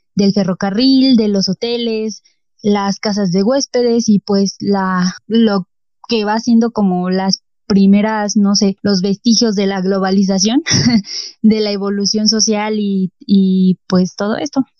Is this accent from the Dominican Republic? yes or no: no; Mexico; nos caracteriza como mexicanos